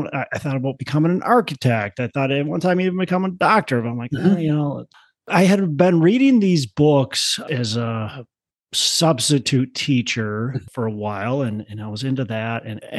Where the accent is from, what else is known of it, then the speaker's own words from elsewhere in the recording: Twin Cities, Minnesota, United States; Well, I'm from the Twin Cities, Minnesota. So born, raised, been here my whole life.